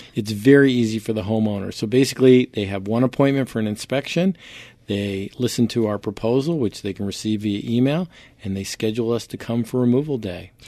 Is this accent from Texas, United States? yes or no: no; Poughkeepsie, New York, United States; moved away; also born or lived in Providence, Rhode Island / Greenwich; I grew up in Poughkeepsie, New York